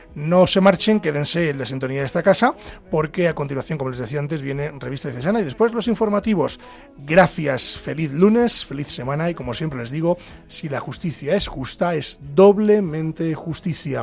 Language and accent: Spanish; Pedro Bernardo, Castile and León, Spain; yo que soy de pueblo, eh, y en mi pueblo hay juez de paz, en Pedro Bernardo hay juez de paz